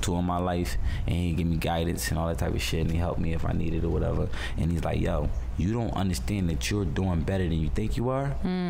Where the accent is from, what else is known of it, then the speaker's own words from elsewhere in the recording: Philadelphia, Pennsylvania, United States; moved away; Because like I told you, I'm from Philly. I'm about some real shit right here.